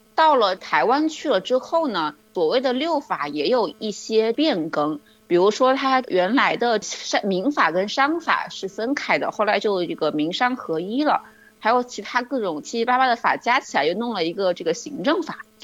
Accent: China; 特别是我们中国人，对于美国的认识其实是经历了一个反转的过程的

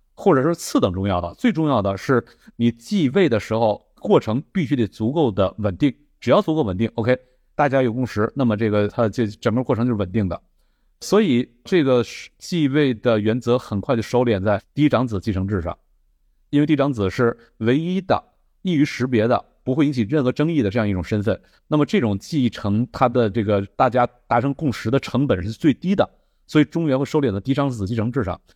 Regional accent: Northeast China, China; 我的老家这个，啊，东北

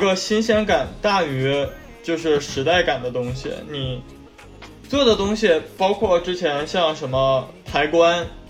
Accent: Northeast China, China; accent: Northeastern; 作为东北人的话，我会嗯。加一些东北的口音进去

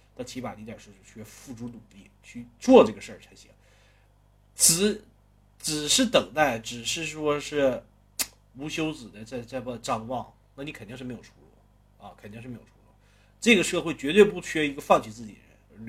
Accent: Northeast China, China; 我是一个东北人

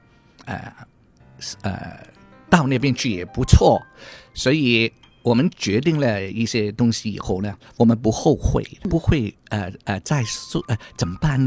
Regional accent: Hong Kong; now in Australia; 啊，很香港的普通话。我从香港来的，

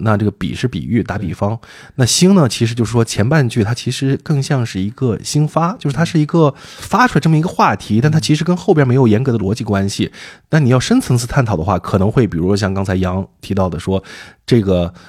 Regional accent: Suide, Shaanxi, China; now in Beijing, China; 一个土生土长的陕北人

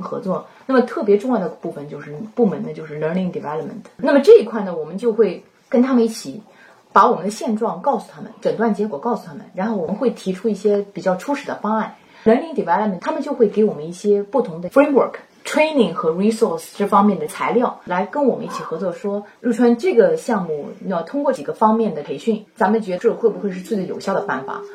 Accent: Wuxi, Jiangsu, China; moved away as an adult; also born or lived in Suzhou, China / Canada; now in United States; 我的家乡在无锡，江苏无锡。我在本科读的是英语教育，是在苏州大学

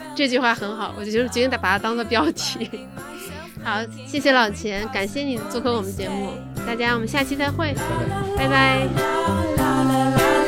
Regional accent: Northeast China, China; 咱们东北人不都是在三亚买房吗

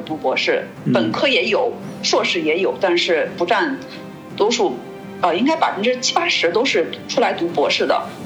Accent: China; now in Germany; 我是个中国人

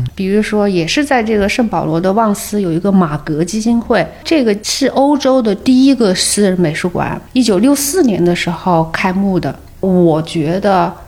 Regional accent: Hunan, China; 作为湖南人

